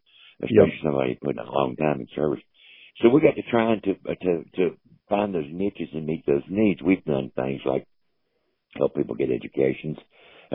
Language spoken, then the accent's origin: English; Wilmington, North Carolina, United States; I'm from Wilmington, North Carolina, which is a seaport town.